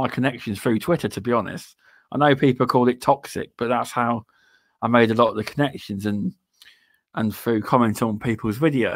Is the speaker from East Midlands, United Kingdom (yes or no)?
yes; Rutland, East Midlands, United Kingdom; I come from the East Midlands areas. I live near a place called Leicester. I live in a county called Rutland